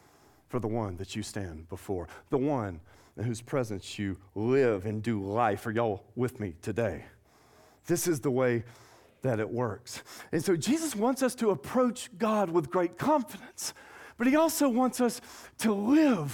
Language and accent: English; Nashville, Tennessee, United States; moved away as an adult; also born or lived in Tuscaloosa, Alabama / Scottsdale, Arizona / McKinney, Texas; now in Acadiana, United States; born and raised in Nashville, Tennessee.